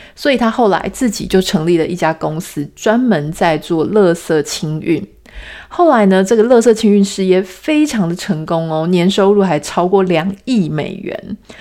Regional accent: Taiwan; 作为台湾人的我们

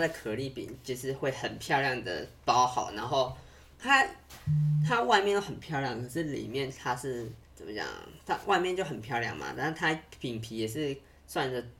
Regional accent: Yilan County, Taiwan; 但是我在宜兰吃到的是都是会加沙茶的

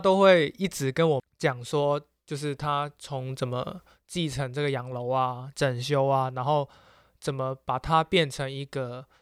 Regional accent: Macau; moved away; 小时候在澳门，然后看香港的 T V B 嘛

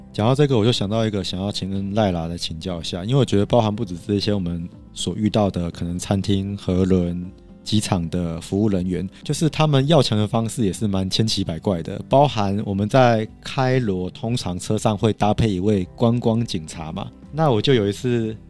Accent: Taiwan; 我是台湾的领队

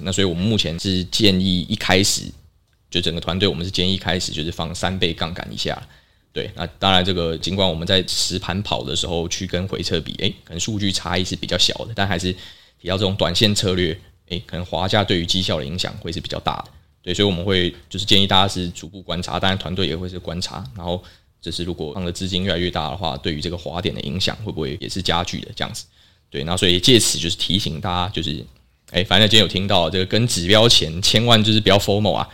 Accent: Taiwan; 我们台湾人

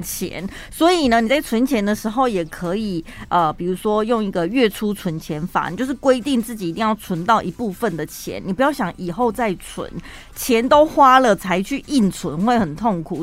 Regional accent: Taiwan; 我就是身为台湾人

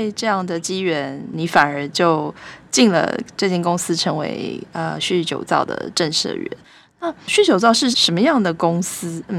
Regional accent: Taiwan; 用我们台湾人的讲法，就是日本之光啦，对不对？

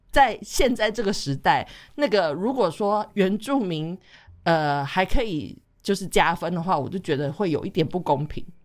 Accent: Taiwan; moved away; 我这一次回台湾，因为是隔三年才回去，嗯。然后我在回去的时候，我就去了我以前就是小时候住的旧家那一带

